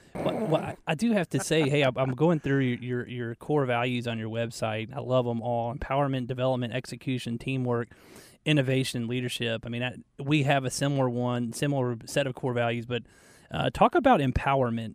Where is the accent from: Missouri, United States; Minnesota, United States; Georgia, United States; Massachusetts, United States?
Georgia, United States; Marietta; back in Marietta. That's where I grew up.